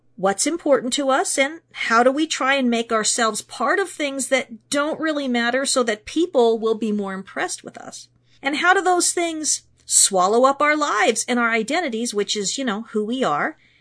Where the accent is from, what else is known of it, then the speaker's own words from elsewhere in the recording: Pittsburgh, Pennsylvania, United States; I was born in Pittsburgh, Pennsylvania, which means that my hometown boasts three amazing sports teams